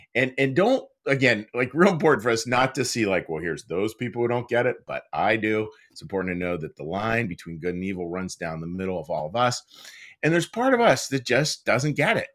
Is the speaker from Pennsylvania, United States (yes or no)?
yes; Pittsburgh, Pennsylvania, United States; moved away; out in Pittsburgh, out of my hometown